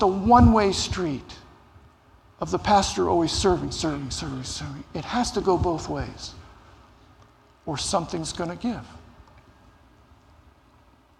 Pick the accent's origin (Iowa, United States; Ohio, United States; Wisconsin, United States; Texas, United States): Ohio, United States; Cincinnati; I grew up in Cincinnati, Ohio